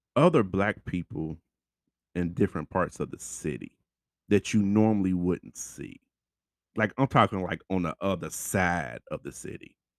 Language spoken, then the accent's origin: English; Louisville, Kentucky, United States; we're here from Louisville